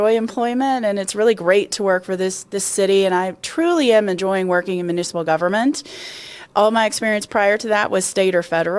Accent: Kentucky, United States; now in Colorado, United States; I came from Kentucky, where it was hot and humid in the summers, and it's hot here

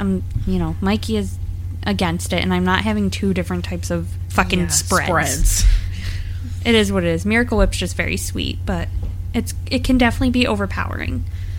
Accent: United States; We're so American

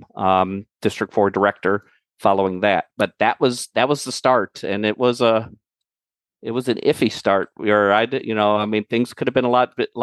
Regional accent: Cleveland, Ohio, United States; I'm from Cleveland

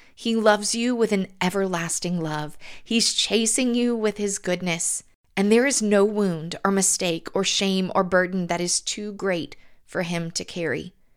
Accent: the South, United States; accent: southern; It was the first time in my life that attention was brought to my southern accent

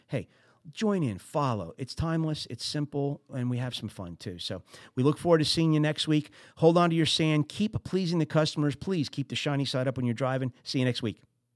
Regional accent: New Jersey, United States; I'm from Jersey

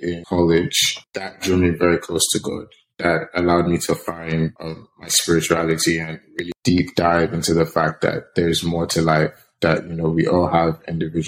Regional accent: Nigeria; Growing up in Nigeria was definitely tough

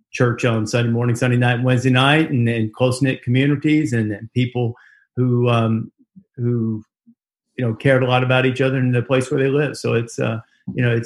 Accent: Muscle Shoals, Alabama, United States; also born or lived in Chicago, Illinois / Guin, Alabama / Hamilton, Alabama; we moved back south for good. And so I grew up in three small towns, in Gwinn and Hamilton, and then in Muscle Shoals

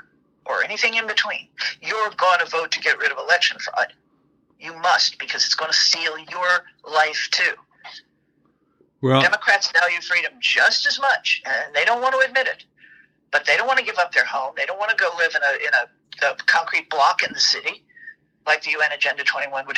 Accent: Tennessee, United States; My home state of Tennessee

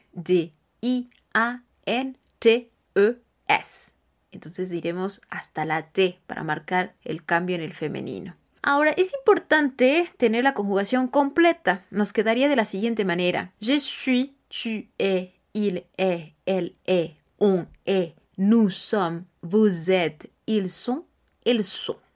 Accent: Mexico; yo soy mexicana

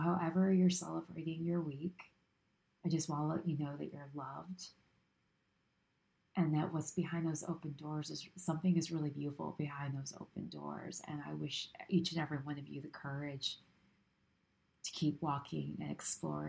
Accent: New York, United States; as a New Yorker.

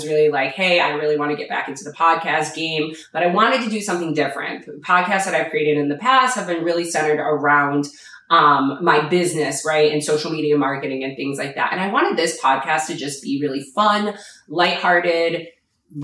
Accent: New York, United States; moved away as an adult; now in Florida, United States; I am a New Yorker, and I will forever be a New Yorker at heart

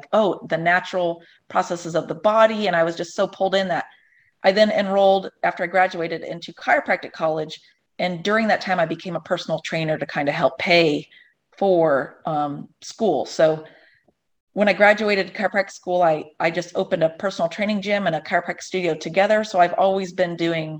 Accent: Ohio, United States; also born or lived in Los Angeles / Chicago; now in North Carolina, United States; I'm from Ohio originally, and I've kind of been all over LA, Chicago

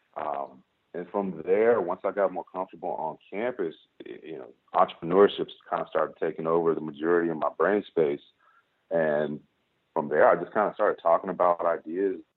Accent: Chicago, Illinois, United States; also born or lived in New York / Princeton; now in Los Angeles, United States; I'm from Chicago and I've lived in New York

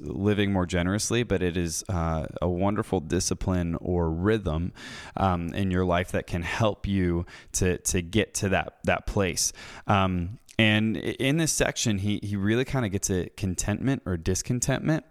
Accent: United States; growing up in the West, in America, people like myself

